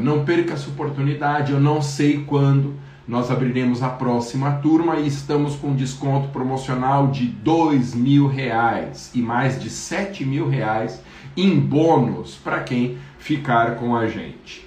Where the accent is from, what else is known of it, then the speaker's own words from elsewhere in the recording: Guarulhos, São Paulo, Brazil; na minha cidade, no município de Guarulhos, onde eu nasci